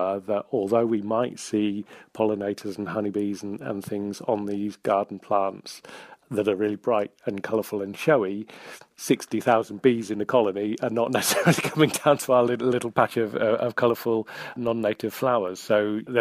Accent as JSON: {"language": "English", "area": "Hampshire", "region": "South East England", "country": "United Kingdom", "tie": "born or raised there", "also_born_or_lived": "northwest Wales", "moved": "yes", "lives_now": "Wales, United Kingdom", "said": "I grew up in Hampshire, so my dad was an arable farmer down there"}